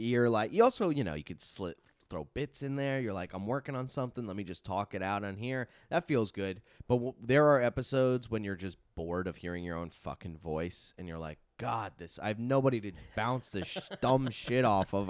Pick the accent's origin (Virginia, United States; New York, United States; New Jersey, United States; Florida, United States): New York, United States; Long Island; I'm from Long Island